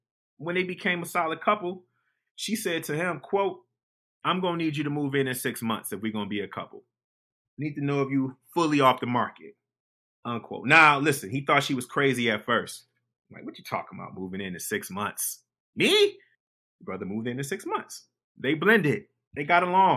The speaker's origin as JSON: {"language": "English", "town": "Detroit", "region": "Michigan", "country": "United States", "tie": "born or raised there", "said": "I grew up in Detroit"}